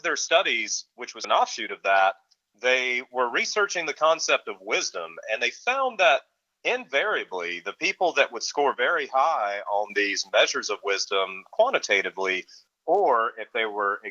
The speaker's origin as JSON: {"language": "English", "region": "the Carolinas", "country": "United States", "tie": "born or raised there", "said": "growing up in the Carolinas"}